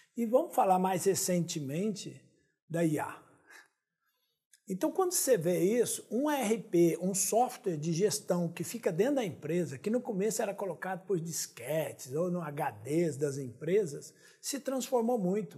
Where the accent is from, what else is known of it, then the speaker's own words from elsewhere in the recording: Minas Gerais, Brazil; eu sou de Minas